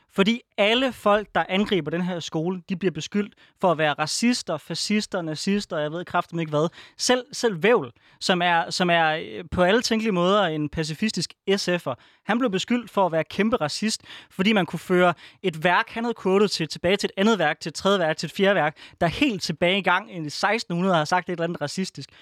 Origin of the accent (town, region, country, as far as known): Denmark